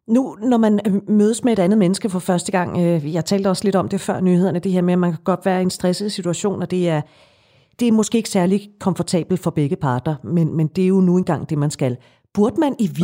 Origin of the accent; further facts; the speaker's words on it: Denmark; vi danskere